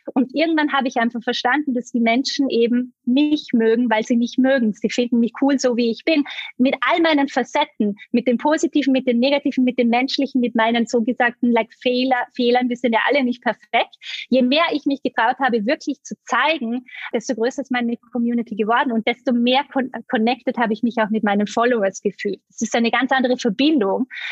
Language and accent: German; Vorarlberg, Austria; also born or lived in Bali; now in Vienna, Austria; Ich komme ursprünglich ganz aus dem Westen von Österreich. Äh, ich bin in Vorarlberg aufgewachsen, lebe jetzt aber schon einige Jahre in Wien